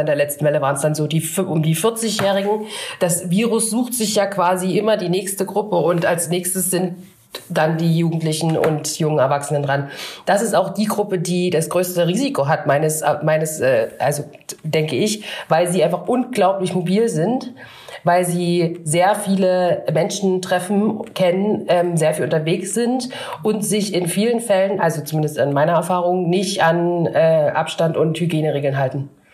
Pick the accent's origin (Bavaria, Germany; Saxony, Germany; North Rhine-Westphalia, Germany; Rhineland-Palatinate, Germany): Saxony, Germany; Upper Lusatia; bei mir ist es äh, Ost, also in der Oberlause sagt man Schuleingang